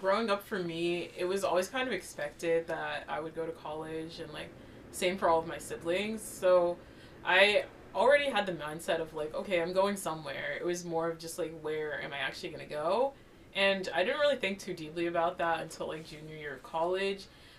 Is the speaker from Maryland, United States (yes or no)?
yes; Maryland, United States; I'm class of 2023, and I'm from Maryland.